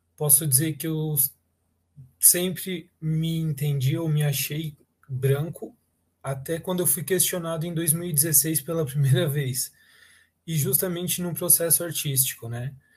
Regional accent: Blumenau, Santa Catarina, Brazil; eu nunca saí de Blumenau, né? Eu sempre estive em Blumenau, eu fiz uma graduação em Blumenau

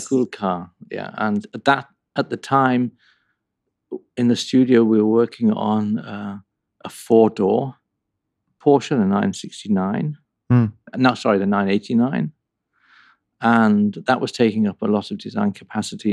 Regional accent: North England, United Kingdom; moved away; also born or lived in Sheffield / Coventry; I grew up in North England

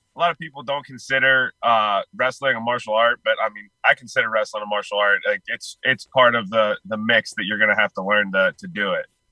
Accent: Pittsburgh, Pennsylvania, United States; I'm originally from Pittsburgh

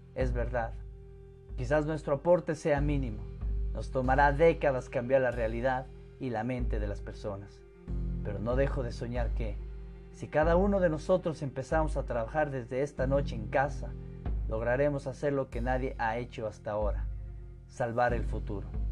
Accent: Ecuador; mi tierra, que me vio nacer

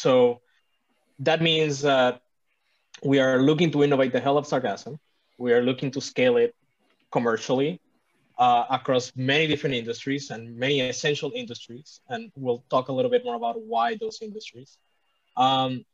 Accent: Puerto Rico; I'm from Puerto Rico

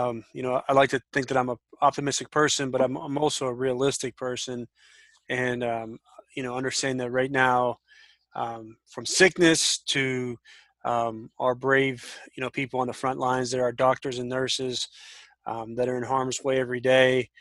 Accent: Washington, Pennsylvania, United States; moved away as an adult; also born or lived in Marietta, Ohio; now in Granville, United States; I grew up in Pittsburgh, Pennsylvania, just south of a little town called Washington, PA

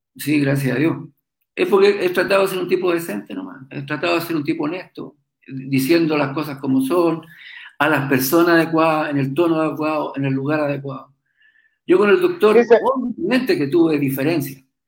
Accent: Chile; yo me crié ahí en el puerto, en los barcos

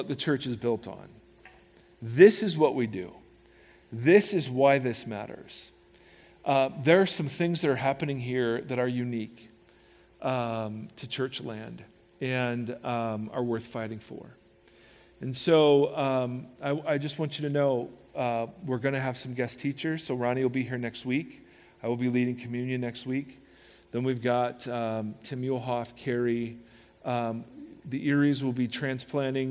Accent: United States; as American Christians

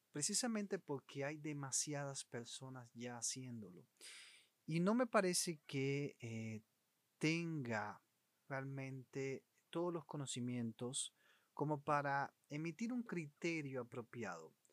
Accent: Cuba; Yo soy de … y quiero invitarte en los próximos minutos a que compartas conmigo estas historias, anécdotas y también noticias actualizadas sobre Cuba

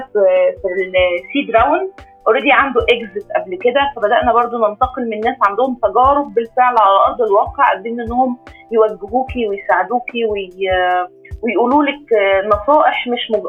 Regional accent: Egypt; احنا حتى عندنا كمصريين

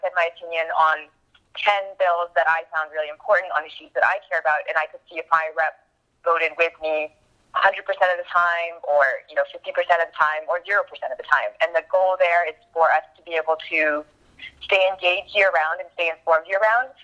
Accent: Texas, United States; moved away as an adult; also born or lived in Iowa; I'm actually from Texas

